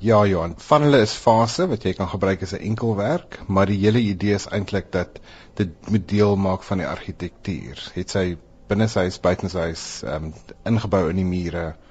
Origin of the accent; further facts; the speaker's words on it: South Africa; ek is 'n wit Suid-Afrikaner